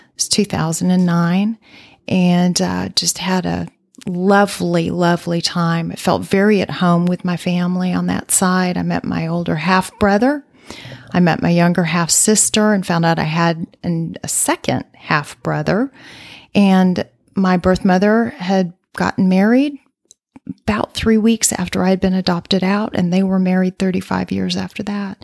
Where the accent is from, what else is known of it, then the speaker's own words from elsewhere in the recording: Midland, Michigan, United States; now in Dallas, United States; I actually grew up in Midland, Michigan